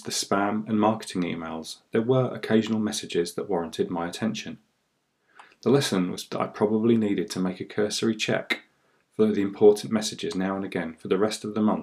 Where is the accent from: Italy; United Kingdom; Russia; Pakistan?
United Kingdom; I am British